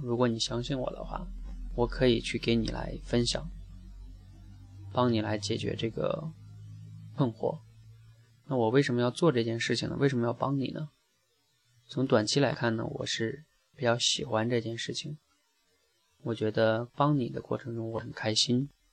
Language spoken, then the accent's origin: Chinese; China; 我们中国人学英语一样